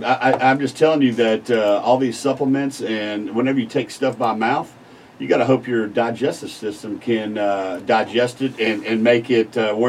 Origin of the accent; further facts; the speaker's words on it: Galveston, Texas, United States; moved away as an adult; now in Beaumont, United States; I'm from Galveston. Came up here to Beaumont as a full board certified anesthesiologist.